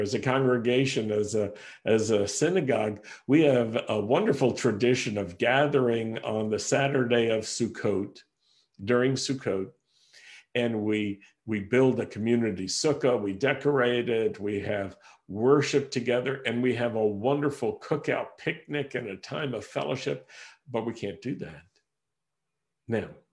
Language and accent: English; Roanoke, Virginia, United States; moved away as an adult; also born or lived in Rochester, New York; We had to move from my hometown in Roanoke, Virginia, to Rochester, New York